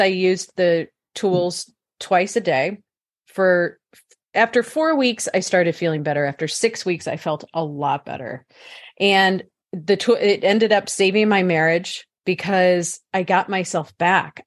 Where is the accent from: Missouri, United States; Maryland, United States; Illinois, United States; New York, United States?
Missouri, United States; St. Louis; I was born in St. Louis, Missouri, in the Midwest